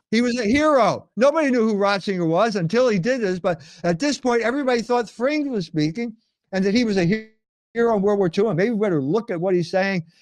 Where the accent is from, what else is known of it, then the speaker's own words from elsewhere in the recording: Philadelphia, Pennsylvania, United States; now in Indiana, United States; I grew up in Philadelphia